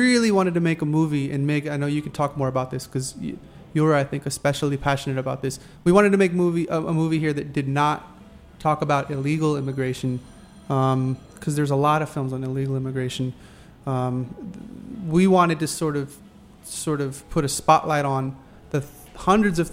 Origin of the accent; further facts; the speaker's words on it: Texas, United States; moved away; As a boy growing up in Texas